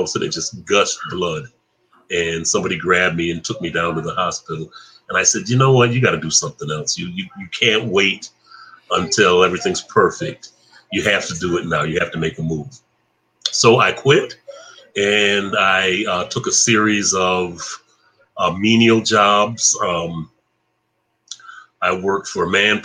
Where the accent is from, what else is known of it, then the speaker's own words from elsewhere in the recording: Flint, Michigan, United States; coming from Flint